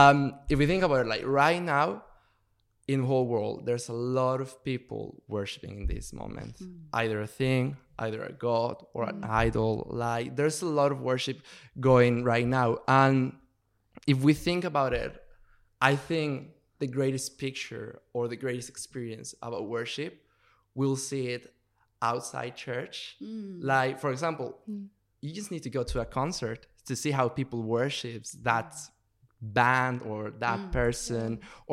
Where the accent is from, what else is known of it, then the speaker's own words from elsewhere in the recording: Mexico; now in United Kingdom; I'm from Mexico, by the way.